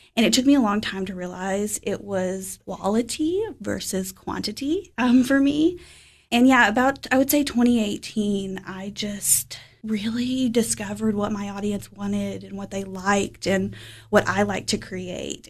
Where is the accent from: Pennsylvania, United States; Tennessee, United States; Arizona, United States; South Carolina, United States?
Tennessee, United States; Fentress County; moved away as an adult; now in Cookeville, United States; I am from Fentress County, so I graduated from Clark Range High School, little rural community in 2011